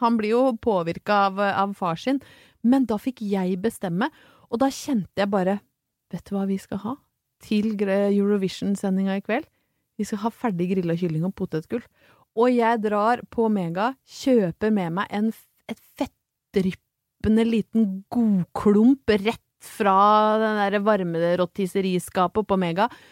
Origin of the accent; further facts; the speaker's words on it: Brøttum, Innlandet, Norway; når jeg vokste opp på Brøttum